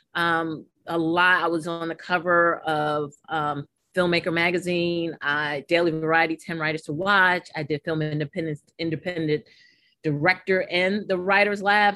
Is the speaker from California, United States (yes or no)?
no; New York City, New York, United States; growing up in Harlem, New York